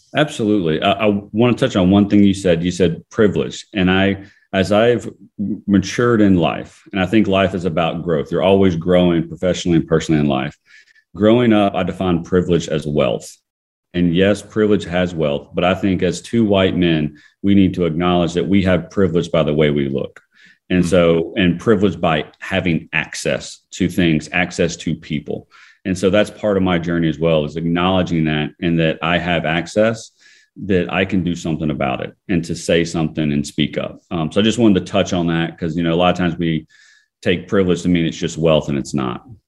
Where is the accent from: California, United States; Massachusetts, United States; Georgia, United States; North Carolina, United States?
Georgia, United States; Fayette County; growing up in, in Fayette County, Georgia